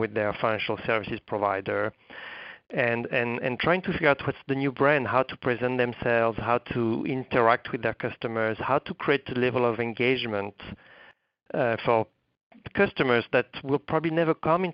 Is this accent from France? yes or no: yes; France; moved away as an adult; also born or lived in New York, United States; now in United States; I'm coming from France originally. I've been actually in the U.S. for almost 20 years now